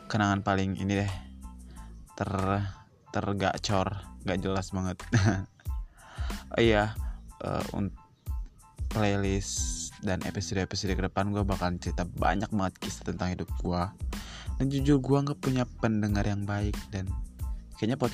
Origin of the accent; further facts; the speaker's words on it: West Nusa Tenggara, Indonesia; gue asalnya NTB dari Universitas Swasta di Sumbawa Besar.